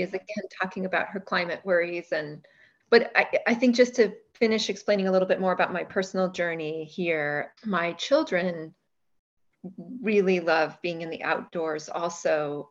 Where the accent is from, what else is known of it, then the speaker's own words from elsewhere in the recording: Bay Area, California, United States; I grew up in the Bay Area in California